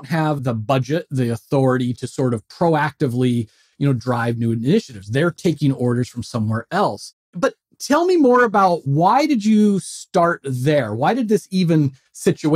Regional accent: just outside Philadelphia, Pennsylvania, United States; I'm from just outside Philadelphia

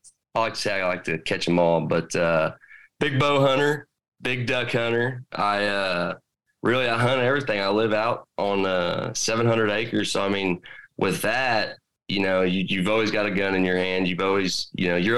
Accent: Midwest, United States; I'm from the Midwest.

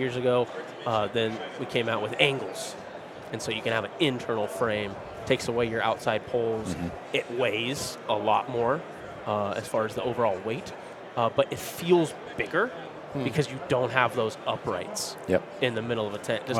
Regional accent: Fruita, Colorado, United States; my hometown of Fruta, Colorado

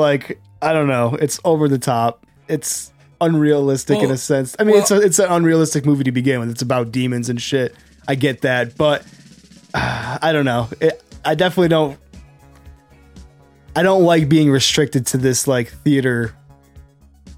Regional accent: Buffalo, New York, United States; Us Buffalo Italians

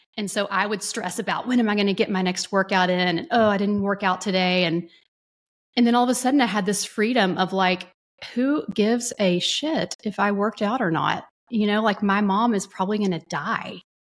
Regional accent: North Texas, United States; also born or lived in Dallas; I grew up in a small-ish Texas town, city slash city in North Texas

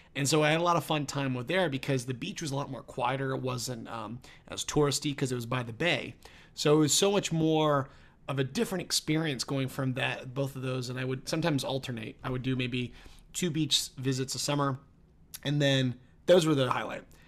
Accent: East Coast, United States; growing up on the East Coast, summer and living by the water

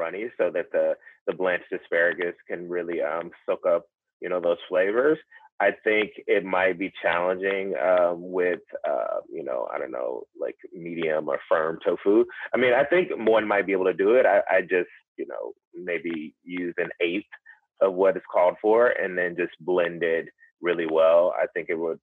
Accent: the South, United States; I grew up in the South

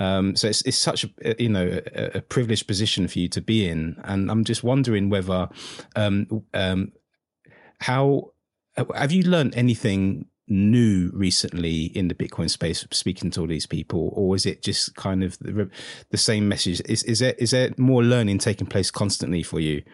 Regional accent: United Kingdom; only Brit in the world that doesn't like football

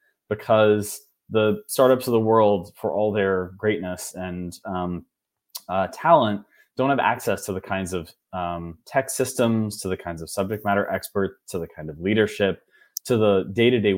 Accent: Wichita, Kansas, United States; moved away; also born or lived in Massachusetts; I'm originally from Wichita, Kansas

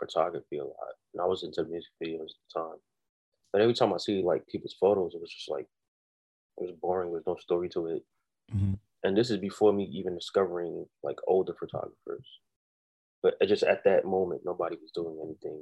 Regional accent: New York City, New York, United States; I'm from Brooklyn, New York, born and raised.

